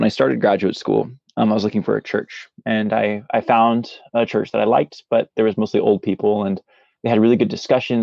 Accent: Central Valley, California, United States; now in Southern California, United States; I was born in Central Valley, California, where all the farmlands are

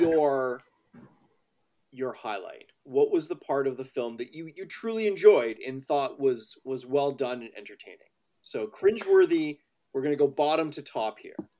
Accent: Canada; as a Canadian

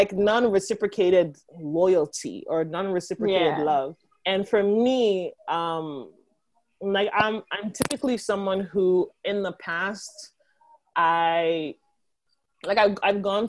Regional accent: Nigeria; being Nigerian

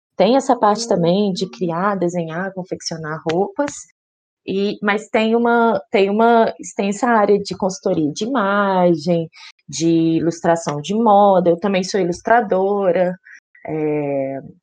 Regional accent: Belo Horizonte, Minas Gerais, Brazil; Eu sou de Belo Horizonte

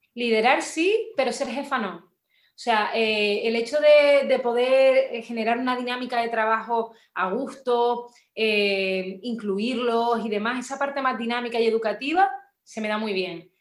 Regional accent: Las Palmas de Gran Canaria, Canary Islands, Spain; also born or lived in Burgos; yo nací en Las Palmas, de Gran Canaria, soy canaria como tú, de nacimiento

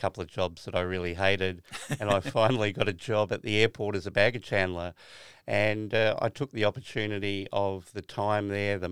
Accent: Pinnaroo, South Australia, Australia; I was born in Pinneroo in the Murray Mallee area of South Australia.

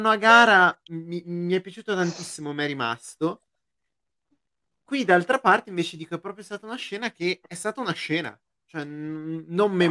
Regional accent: Lombardy, Italy; Dalla Brianza.

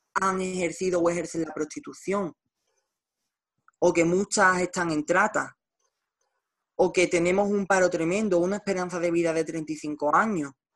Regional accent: Nerva, Andalusia, Spain; estoy en Nerva, en mi pueblo

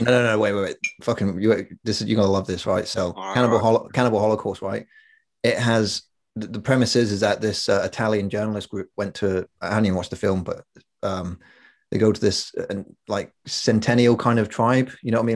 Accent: middle of England, United Kingdom; accent: weird accent, half Scottish; we come from this town in the middle of England, and a bunch of Scottish people moved there during World War II for the steelworks and uh, okay. they, they never left. So we're the offspring of these quasi English Scottish people. That's why we got a weird accent

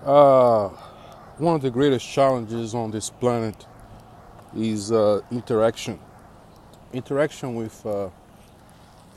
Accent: Brazil; moved away; born and raised in Brazil

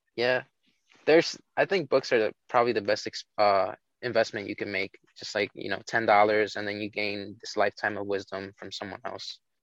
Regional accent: New York City, New York, United States

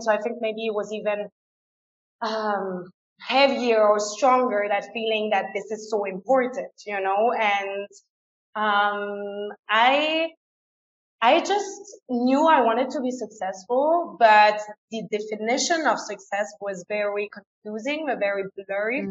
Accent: France; first language French and German; English is a second language; moved away as an adult; also born or lived in England; now in Ecuador; I was born and raised in France, but I went to a German school. So I grew up with both languages.

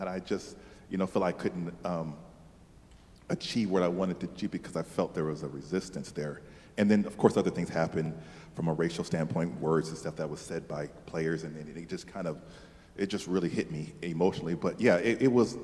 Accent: Seattle, Washington, United States; I grew up in Seattle, Washington

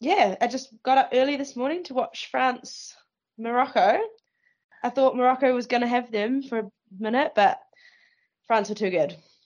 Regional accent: New Zealand; moved away as an adult; also born or lived in Iceland; I've always wanted to play professionally in New Zealand because obviously I was born here.

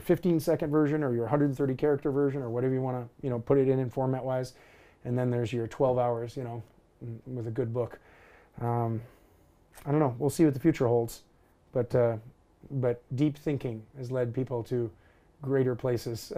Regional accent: Alaska, United States; growing up in Alaska, age 16

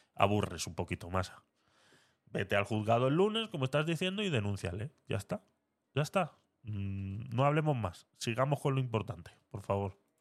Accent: Spain; aquí en España

